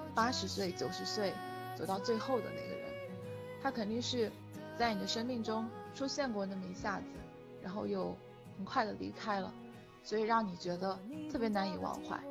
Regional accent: Jiangxi, China; 来自老区江西，今年二十五岁

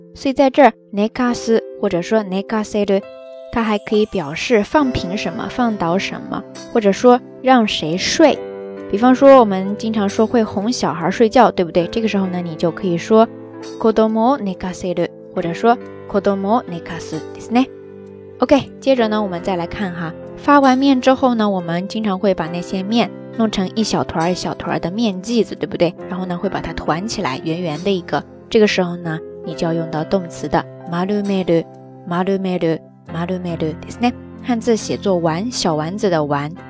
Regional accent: southern China, China; moved away as an adult; also born or lived in Qingdao, Shandong; 我是南方人

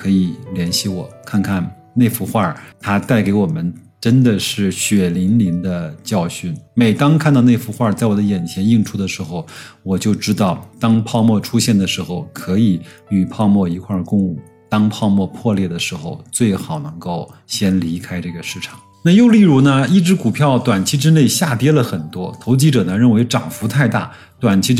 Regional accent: China; 我们中国人

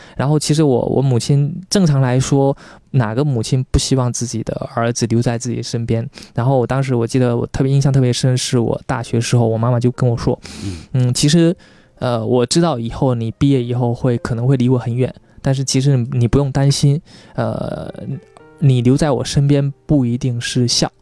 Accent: Quanzhou, Fujian, China; moved away; 是闽南人

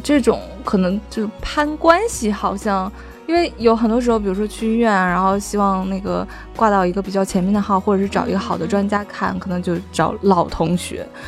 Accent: Northeast China, China; 因为我是东北人啊

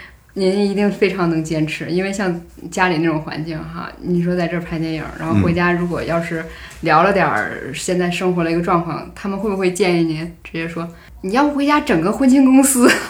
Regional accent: Northeast China, China; 我在东北的时候，尤其是我在我家乡的时候，我很少跟人谈论电影或如何如何。

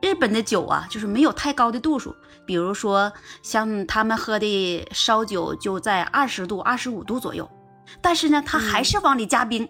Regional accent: Northeast China, China; moved away as an adult; now in Japan; 因为我东北人

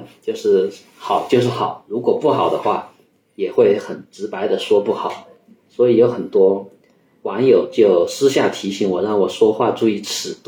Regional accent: Hunan, China; moved away as an adult; also born or lived in Wuhan; now in Yunnan, China; 我是湖南人，然后在武汉读书，后来就来了云南这边。

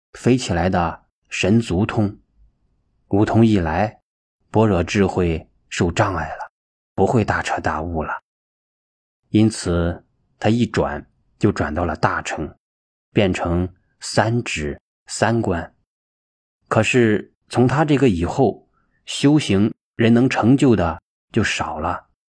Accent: China; 我们中国人有句骂人的话，没有出息

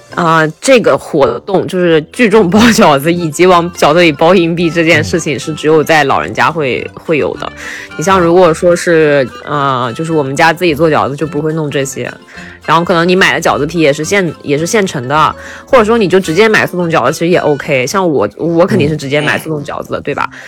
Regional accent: Shanxi, China; 我是山西人，我是可能靠内陆一点

